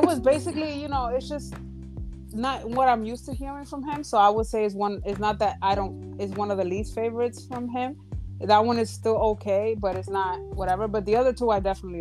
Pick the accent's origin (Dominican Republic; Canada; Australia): Dominican Republic; I come from the Dominican Republic